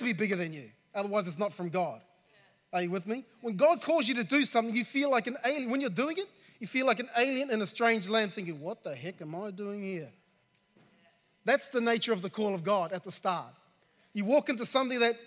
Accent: New Zealand; I'm from New Zealand

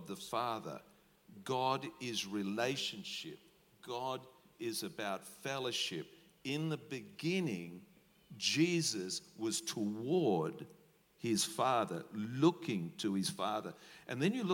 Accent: Australia; We're Aussie battlers

